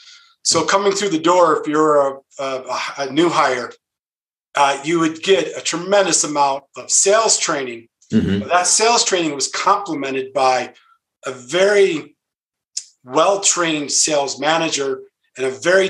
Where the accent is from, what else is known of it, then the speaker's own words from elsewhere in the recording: Rochester, New York, United States; I grew up in the Rochester area, in the Rochester, New York area